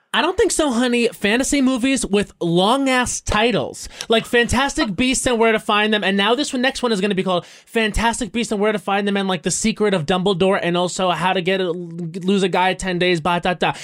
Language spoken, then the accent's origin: English; Long Island, New York, United States; I grew up on Long Island